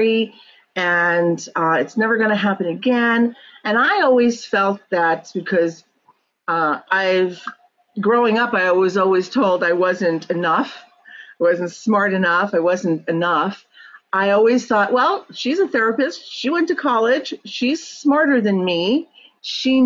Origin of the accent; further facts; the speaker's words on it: New York, United States; moved away as an adult; now in California, United States; So I lived in New York, born and raised in New York.